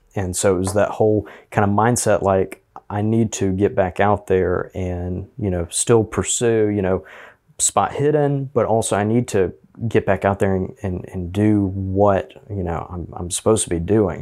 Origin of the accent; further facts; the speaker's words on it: Auburn, Alabama, United States; also born or lived in Opelika, Alabama; I was in Auburn City Schools most of my life